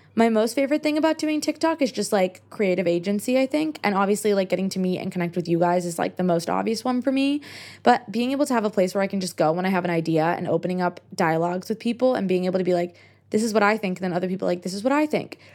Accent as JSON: {"language": "English", "country": "United States", "accent": "American", "said": "I'm American"}